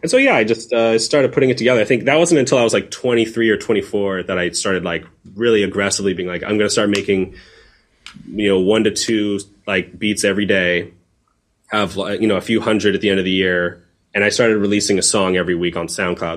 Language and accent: English; San Diego, California, United States; growing up in San Diego, when I was like in high school